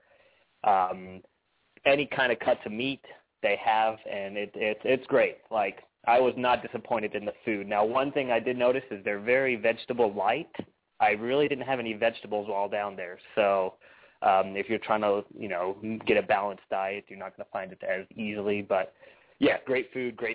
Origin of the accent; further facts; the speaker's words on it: Atlanta, Georgia, United States; we're all from Atlanta, or us three at least